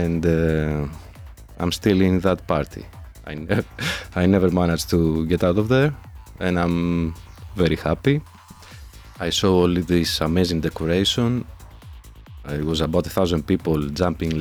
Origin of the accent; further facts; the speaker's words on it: Athens, Attica, Greece; also born or lived in Brazil; now in Madrid, Spain; I'm originally from Athens, Greece